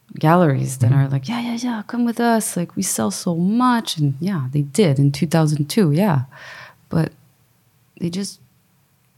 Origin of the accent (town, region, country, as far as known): Quebec, Canada